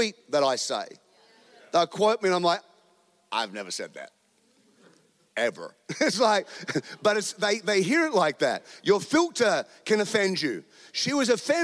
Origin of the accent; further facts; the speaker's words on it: Australia; now in United States; I'm an Australian. I live in America.